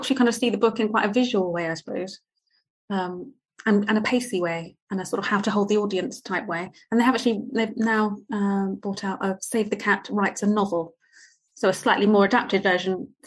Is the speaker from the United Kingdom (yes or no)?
yes; Potters Bar, East of England, United Kingdom; I grew up in Potter's Bar, which was this small town outside of London.